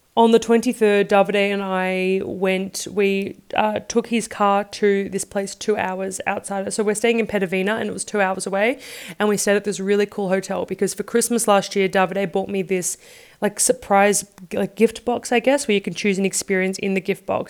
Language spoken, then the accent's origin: English; Australia; moved away; I'm from Australia